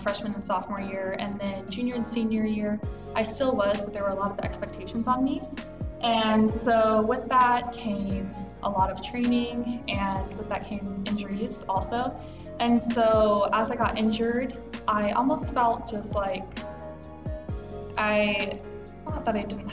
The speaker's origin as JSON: {"language": "English", "region": "Georgia", "country": "United States", "moved": "yes", "said": "I'm from Georgia"}